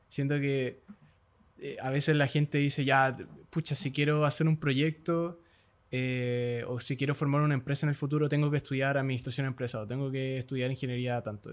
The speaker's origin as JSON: {"language": "Spanish", "town": "Santiago", "region": "Santiago Metropolitan Region", "country": "Chile", "tie": "born or raised there", "said": "yo nací acá en Santiago, que es una gran ciudad, Santiago"}